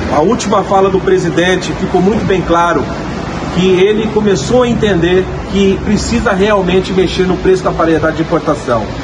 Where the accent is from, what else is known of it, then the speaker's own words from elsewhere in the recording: Brazil; sou brasileiro e caminhoneiro